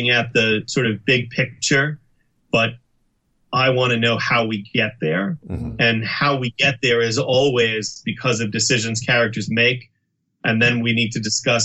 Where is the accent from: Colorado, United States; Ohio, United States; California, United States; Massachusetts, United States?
Massachusetts, United States; Boston; growing up in the Boston, Massachusetts area